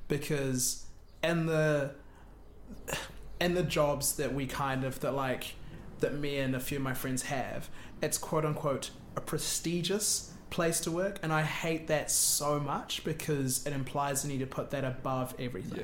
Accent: Wellington, New Zealand; moved away as an adult; also born or lived in Auckland; I came from Wellington, went up to Auckland, I knew people from school

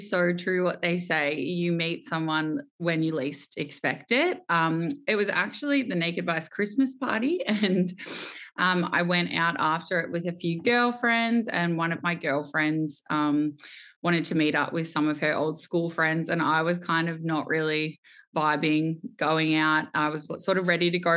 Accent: Melbourne, Victoria, Australia; I am born and bred in Melbourne. I would say I am your very typical Melbourne girl

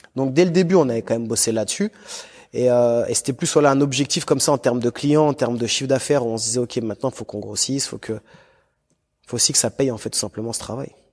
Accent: Lyon, Auvergne-Rhône-Alpes, France; moi j'étais de Lyon.

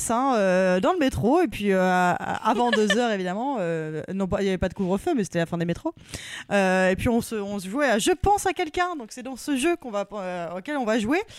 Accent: Paris, Île-de-France, France; je suis parisienne, euh, c'est pas un château hein, chez moi

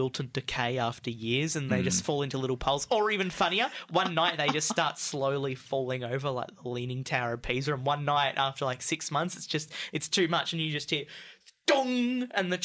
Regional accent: Bairnsdale, Victoria, Australia; My family's from Bairnsdale. I should be offended because I'm from Bairnsdale

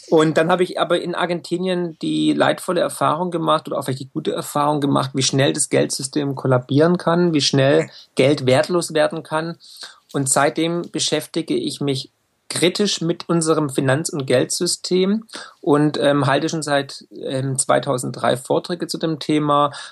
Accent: Baden-Württemberg, Germany; Ich bin äh, Schwabe und Ökonom.

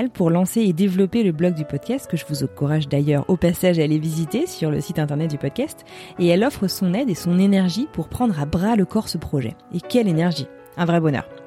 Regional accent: Les Sables-d'Olonne, Pays de la Loire, France; moved away as an adult; also born or lived in Paris; Alors je viens des Sables d'Olonne, c'est en Vendée

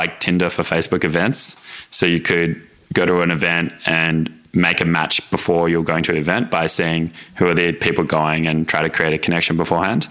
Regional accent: Melbourne, Victoria, Australia; So I just grew up in Melbourne, kind of normal Melbourne upbringing, I guess. I lived in Doncaster

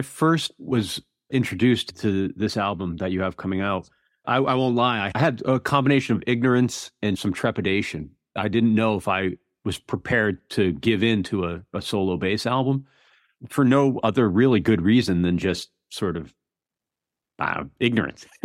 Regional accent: East Coast of America, United States; I grew up on the East Coast of America

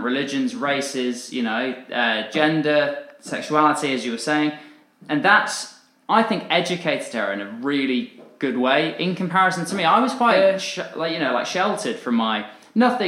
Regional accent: Dorset, South West England, United Kingdom; I grew up in Dorset

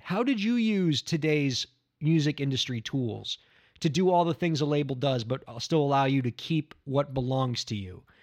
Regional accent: Miami, Florida, United States; My hometown, Miami, Florida

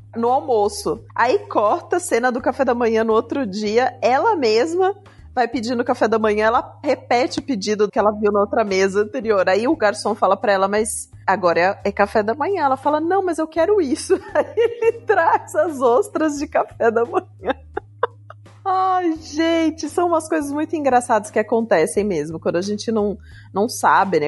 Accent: Curitiba, Paraná, Brazil; also born or lived in Minas Gerais; Eu saí de Minas, eu tinha um ano de idade então, pelo menos uma vez por ano no Natal, a gente ia para Minas, né? Eu fui morar em Curitiba

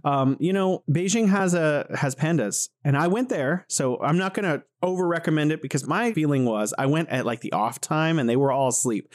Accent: California, United States; moved away as an adult; now in Wuhan, China; I'm originally from the United States in California

